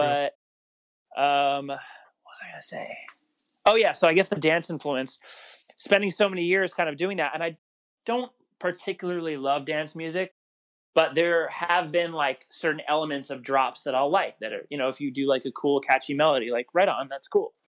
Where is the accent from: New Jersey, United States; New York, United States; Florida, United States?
New York, United States; Long Island; moved away as an adult; also born or lived in Rockland County, New York; now in Los Angeles, United States; I grew up on Long Island, moved from there when I was like I don't even know, maybe I don't know, probably middle school ish, and I moved to uh, Rockland County, New York